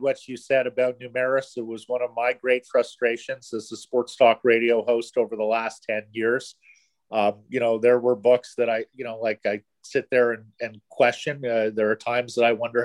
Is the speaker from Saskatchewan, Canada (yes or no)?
no; Ottawa, Ontario, Canada; also born or lived in Montreal / Toronto; now in Vancouver, Canada; I grew up in Ottawa, you know, spent many years in Montreal and Toronto.